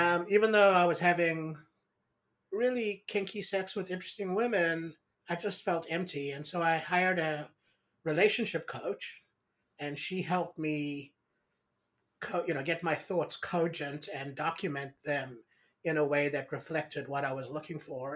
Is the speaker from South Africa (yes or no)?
yes; South Africa; I grew up in South Africa